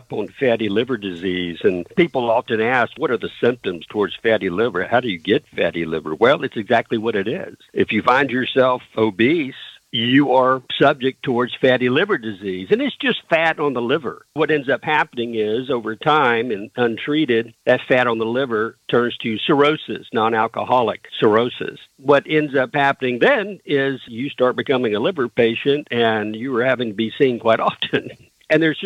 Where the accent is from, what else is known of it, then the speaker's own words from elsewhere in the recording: the South, United States; I'm from the South